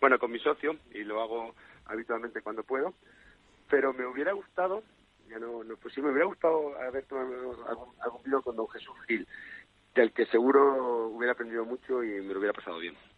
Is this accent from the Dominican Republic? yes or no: no; Spain; como buen español